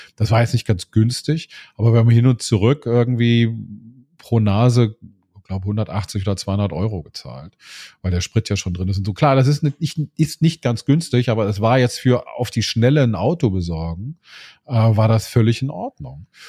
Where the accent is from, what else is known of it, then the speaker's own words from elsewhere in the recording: Bonn, North Rhine-Westphalia, Germany; moved away as an adult; also born or lived in Remagen; now in Berlin, Germany; in meiner Heimatstadt weiß ich in Bonn, ich habe im südlichen Teil von Bonn gewohnt